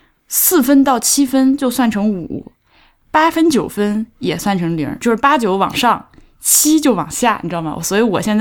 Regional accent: China; 就是我们中国人民有的时候身上有一种天真，就是天真淳朴的

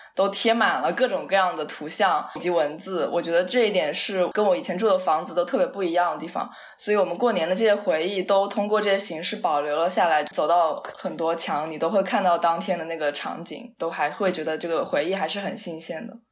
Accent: Changsha, Hunan, China; also born or lived in Baltimore, United States; now in New York, United States; 我从小生活在 湖南长沙的那个家，就是一直人都很多

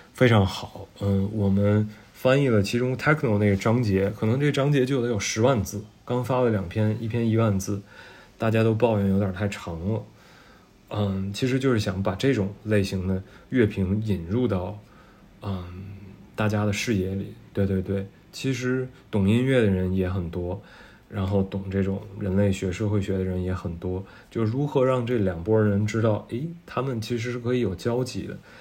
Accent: Tianjin, China; also born or lived in San Francisco; now in Beijing, China; 我们天津人

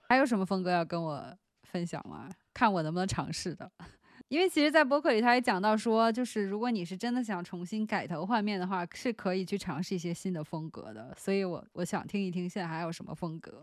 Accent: China; 作为一个中国人

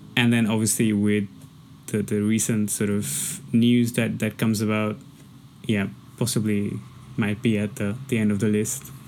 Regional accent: India; now in Hong Kong

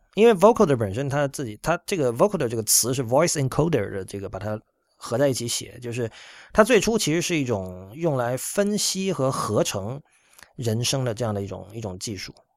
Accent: Shenzhen, Guangdong, China; moved away; 我在深圳长大

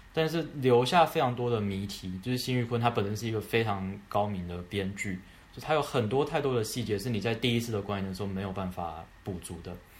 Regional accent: Taiwan; moved away as an adult; now in New York, United States; 我是来自台湾

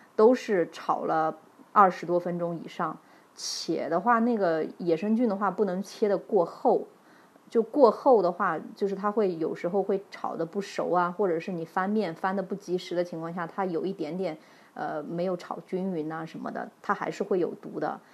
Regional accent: Henan, China; also born or lived in Yunnan; now in Shanghai, China; 我们老家河南

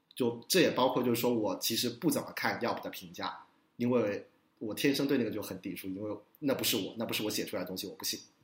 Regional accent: Guangzhou, Guangdong, China; now in New York, United States; 我跟伊娜一样都是广州人

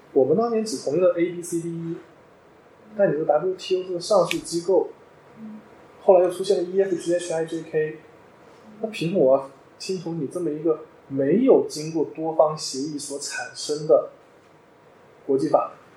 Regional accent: China; moved away as an adult; also born or lived in New York, United States; 就像我们中国人

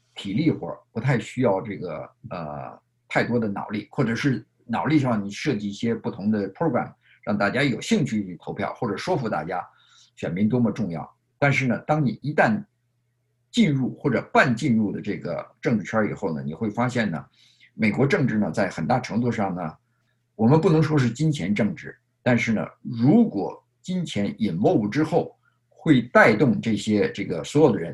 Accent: China; now in United States; 我们大陆人

